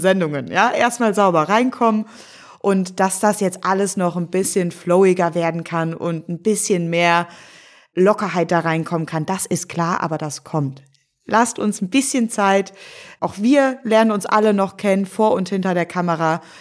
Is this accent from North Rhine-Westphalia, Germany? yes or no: yes; Cologne, North Rhine-Westphalia, Germany; moved away as an adult; Als gebürtige Kölnerin